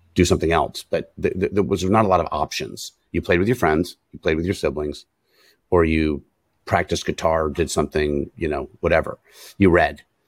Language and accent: English; San Francisco, California, United States; I'm born and raised in San Francisco, California